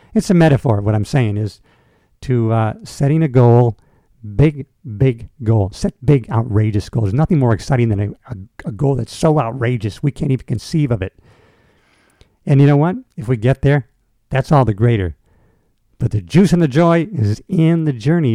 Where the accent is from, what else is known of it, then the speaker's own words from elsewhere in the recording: United States; people who grew up here, like myself, who grew up here